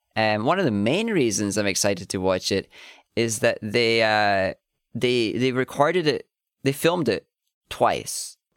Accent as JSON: {"language": "English", "region": "Scotland", "country": "United Kingdom", "said": "we're Scottish"}